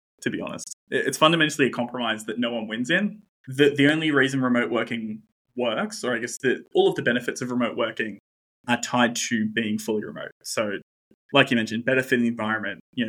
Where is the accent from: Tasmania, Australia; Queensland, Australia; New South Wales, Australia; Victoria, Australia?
New South Wales, Australia; Newcastle; I'm from Newcastle